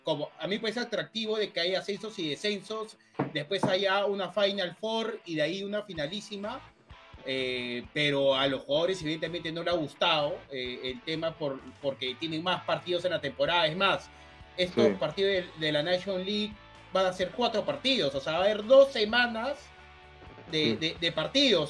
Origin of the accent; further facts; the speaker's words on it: Peru; No, yo no soy ecuatoriano, soy peruano